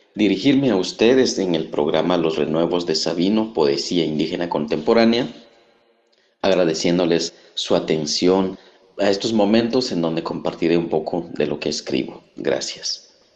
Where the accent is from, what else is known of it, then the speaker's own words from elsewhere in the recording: Guatemala; Soy Mayaca Chiquel de Guatemala